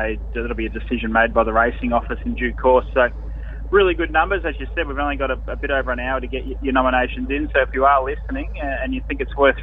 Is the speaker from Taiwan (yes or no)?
no; Ballarat, Victoria, Australia; here in Ballarat, my hometown, which I'm only about 2 minutes away from the track here in Ballarat